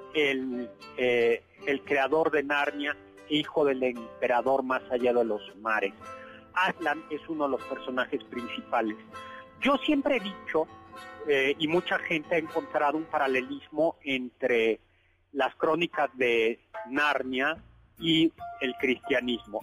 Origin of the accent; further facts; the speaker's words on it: Chilangos, Mexico City, Mexico; los chilangos tenemos devoción por el pavimento